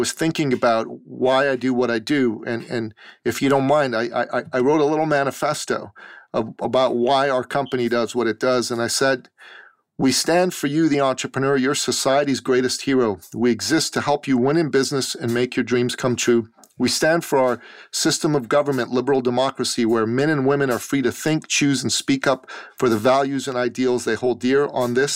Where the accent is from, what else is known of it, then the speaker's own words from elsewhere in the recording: Canada; I'm very proud to be a Canadian as well.